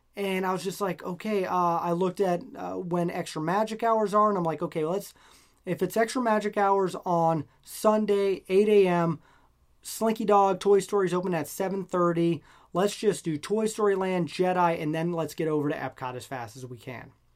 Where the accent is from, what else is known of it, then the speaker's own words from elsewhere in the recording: Nebraska, United States; moved away; I'm from Nebraska originally